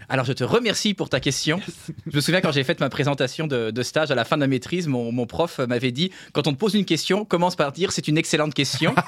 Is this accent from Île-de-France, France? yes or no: no; Nancy, Grand Est, France; je suis né à Nancy en France.